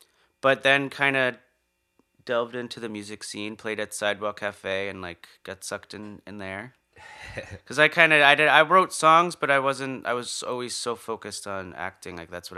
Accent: Nyack, New York, United States; Yeah, I grew up in Nyack, New York.

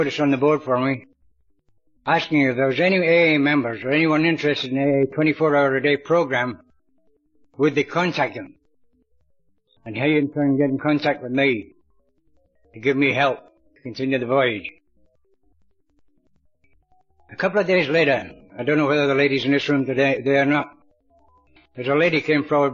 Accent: Clydeside, Scotland, United Kingdom; now in Australia; my hometown down in Clydeside in Scotland

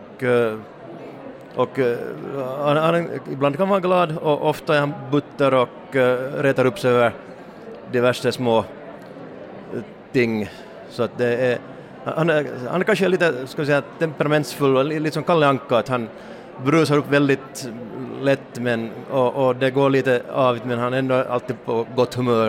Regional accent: Hanko, Uusimaa, Finland; i Hange, min hemstad

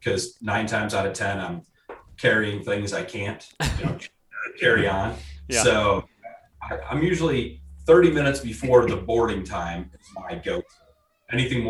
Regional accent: Whitehall, Michigan, United States; also born or lived in Boise, Idaho; I'm from Whitehall, Michigan area.

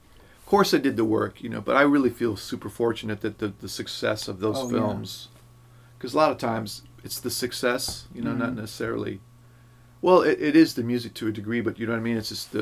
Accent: California, United States; now in Los Angeles, United States; From Northern California.

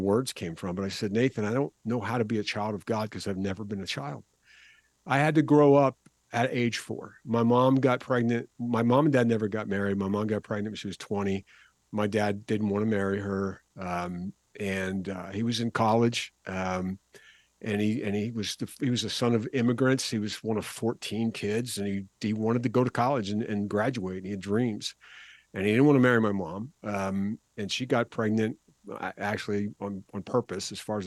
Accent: Philadelphia, Pennsylvania, United States; I'm from the Philadelphia area, and we start school a little bit later than they do in the South

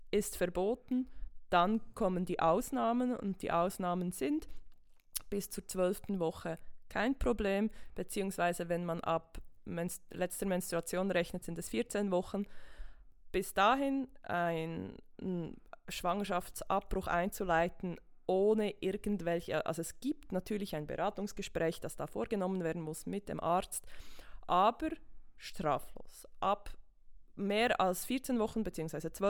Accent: Switzerland; die aktuellste ist bei uns in der Schweiz von 2020.

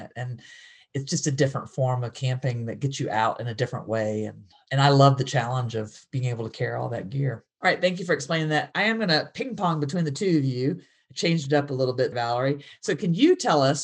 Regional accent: Georgia, United States; also born or lived in North Dakota; now in Boone, United States; I grew up born and raised in Georgia

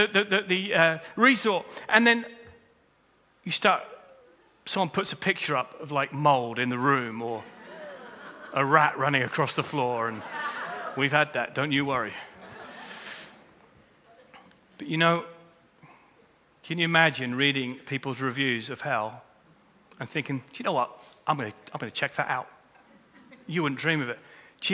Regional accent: United Kingdom; We're British

